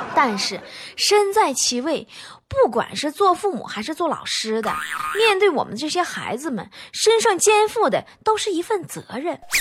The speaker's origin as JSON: {"language": "Chinese", "country": "China", "said": "我们中国人"}